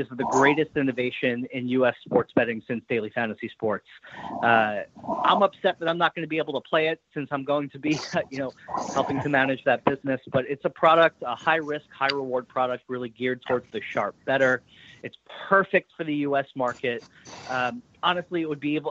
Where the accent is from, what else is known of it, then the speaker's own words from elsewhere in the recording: New York, United States; moved away; also born or lived in Boston; I grew up in New York